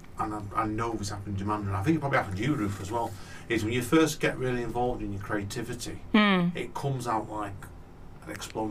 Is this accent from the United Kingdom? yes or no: yes; Manchester, North West England, United Kingdom; Chalton Cum Hardy, where I grew up a lot around Chalton Cum Hardy.